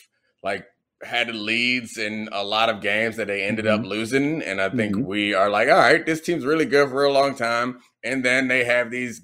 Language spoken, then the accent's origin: English; Baltimore, Maryland, United States; I'm from Baltimore.